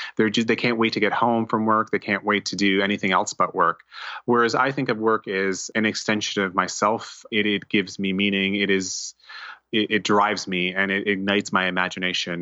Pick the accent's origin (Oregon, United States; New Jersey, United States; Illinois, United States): New Jersey, United States; also born or lived in New York City / Montclair / North Caldwell / Boonton Township; I was born in New York City, um, uh, Columbia University Hospital, and, um, you know, grew up in, um, New Jersey m, most of my life, uh, Montclair